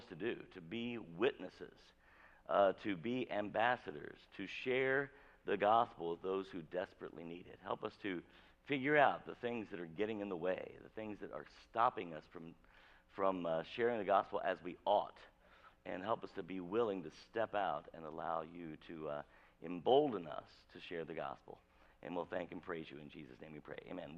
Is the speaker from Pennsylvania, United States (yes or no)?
no; Avon, Indiana, United States; I grew up in rural Avon, Indiana.